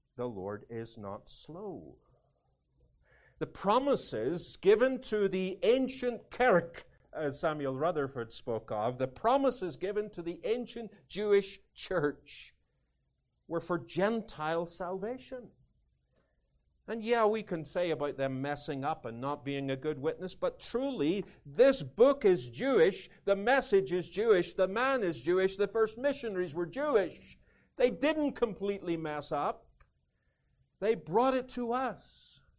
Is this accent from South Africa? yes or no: no; United Kingdom; moved away as an adult; now in United States; Being British, Although I'm Scots-Irish